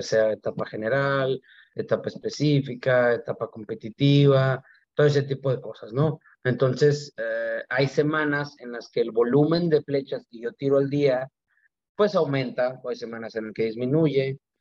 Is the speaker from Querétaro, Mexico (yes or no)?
no; Mexicali, Baja California, Mexico; now in Mexico City, Mexico; sí soy de Mexicali, pero llevo entrenando todo el año en la Ciudad de México